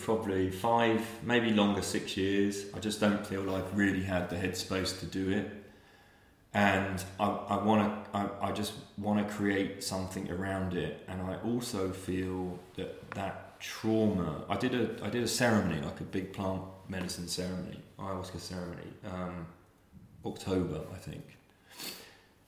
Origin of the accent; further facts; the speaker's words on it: Reading, South East England, United Kingdom; now in London, United Kingdom; I was the longest baby on record in Reading Hospital